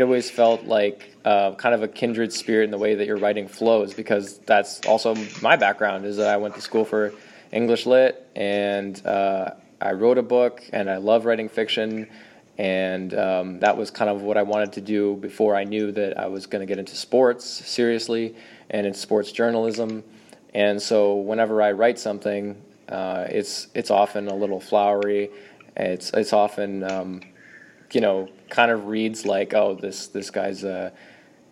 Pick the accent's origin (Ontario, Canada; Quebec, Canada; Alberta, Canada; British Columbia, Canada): Ontario, Canada; Kincardine; I had a small publishing party in my hometown of Kincardine